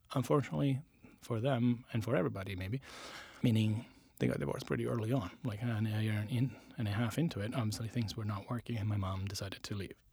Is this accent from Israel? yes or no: no; Latina, Lazio, Italy; English is a second language; moved away as an adult; also born or lived in Rome; now in United States; I grew up in a town called Latina, which is south of Italy